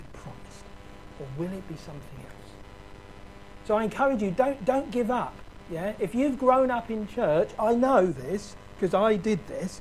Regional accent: London, United Kingdom; I grew up in South London

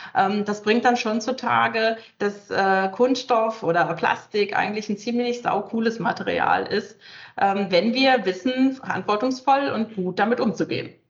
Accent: Northern Germany, Germany; ich komme selber aus dem Norden, von der Küste

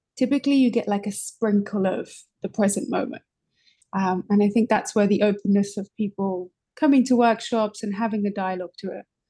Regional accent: London, United Kingdom; moved away as an adult; now in New York City, United States; I'm originally from London. I've been in New York City for just over five years

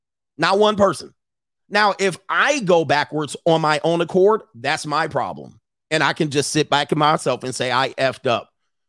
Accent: Florida, United States; I ain't no sorority girl. I grew up in Orange County, Florida.

